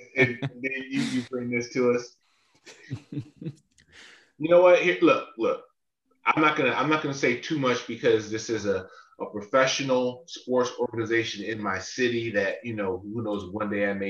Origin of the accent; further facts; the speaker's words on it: Chicago, Illinois, United States; I felt very blessed growing up in Chicago